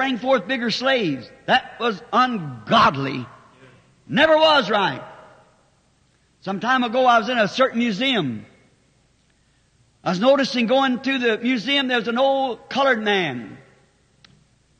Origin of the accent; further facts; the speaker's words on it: the South, United States; I'm a Southerner